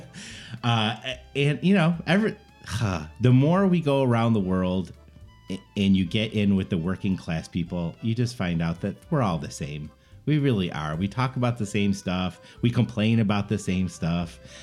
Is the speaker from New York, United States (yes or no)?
yes; Buffalo, New York, United States; we're from Buffalo area